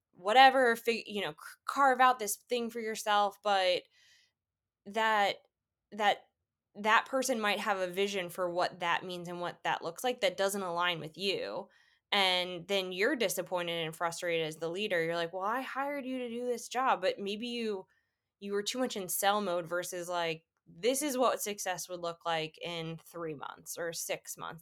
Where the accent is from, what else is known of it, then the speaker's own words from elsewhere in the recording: Atlanta, Georgia, United States; moved away as an adult; also born or lived in Washington, D.C. / Boston; now in Chicago, United States; I grew up in Atlanta, went to an international school